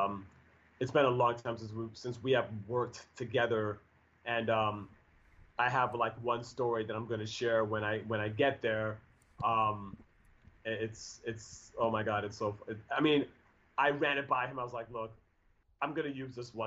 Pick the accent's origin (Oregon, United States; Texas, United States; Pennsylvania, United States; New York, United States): New York, United States; moved away as an adult; now in Seattle, United States; I'm from New York